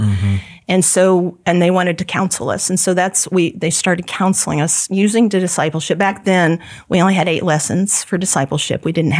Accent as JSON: {"language": "English", "region": "Kansas", "country": "United States", "said": "I was from Kansas and moved over to right by KCBT and was there all the time."}